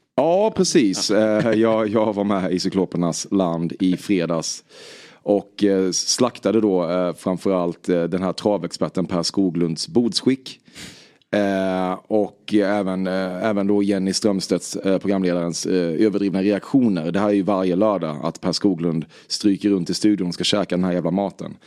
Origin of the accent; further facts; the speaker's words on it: Väckelsång, Kronoberg County, Sweden; Jag är från Väckelsång